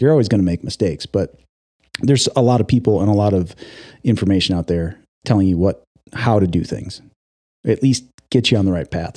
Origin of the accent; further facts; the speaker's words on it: Wisconsin, United States; moved away as an adult; now in Oregon, United States; I grew up in the Midwest. I grew up in Wisconsin. I moved to Oregon in two thousand five